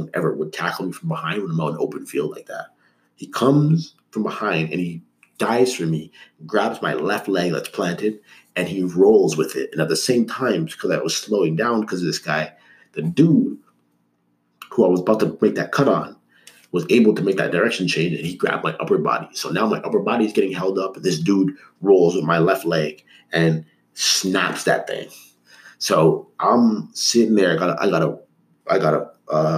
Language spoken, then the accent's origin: English; Toronto, Ontario, Canada; also born or lived in Markham; I grew up, like when I was really young, I grew up in Toronto. But once I was 10 years old, my parents, so the year 2000, we moved up to Markham, which was a suburb